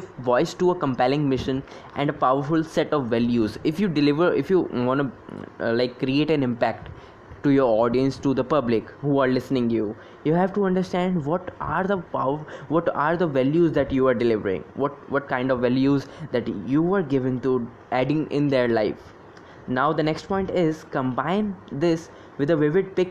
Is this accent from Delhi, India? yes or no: yes; Delhi, India; I'm from Delhi and I am working with a startup